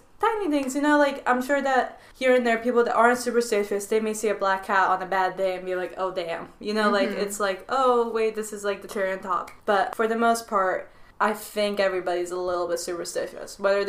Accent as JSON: {"language": "English", "town": "Rome", "region": "Lazio", "country": "Italy", "tie": "born or raised there", "moved": "yes", "lives_now": "Pittsburgh, United States", "said": "I'm from Rome, Italy. I grew up there and most of my life was spent over there. My family is originally from Naples, which is the most superstitious part of Italy, but we all moved over to Rome."}